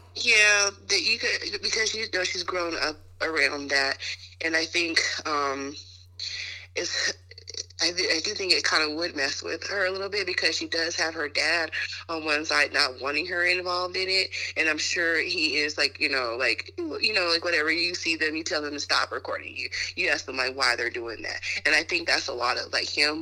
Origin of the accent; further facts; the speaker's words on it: United States; being American